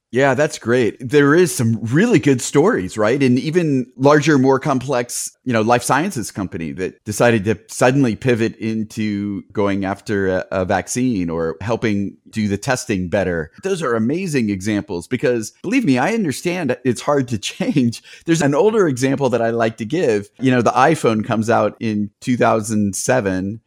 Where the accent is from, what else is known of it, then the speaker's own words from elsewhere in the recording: United States; also born or lived in Bay Area; since I'm American